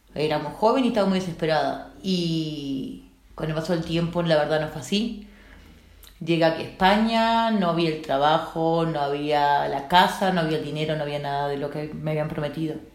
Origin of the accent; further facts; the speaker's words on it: Uruguay; moved away as an adult; now in Spain; soy de Uruguay